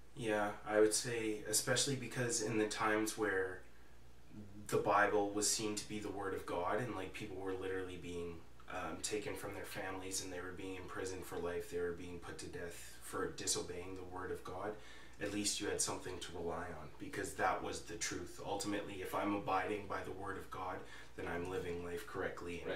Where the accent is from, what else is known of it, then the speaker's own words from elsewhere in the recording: Calgary, Alberta, Canada; moved away as an adult; now in Camrose, Canada; I'm from Calgary, Alberta.